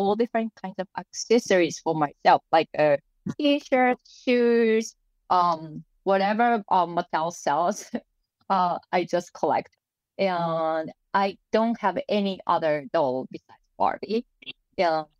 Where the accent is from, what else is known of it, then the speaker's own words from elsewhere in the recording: Japan; moved away; I was born and raised in Japan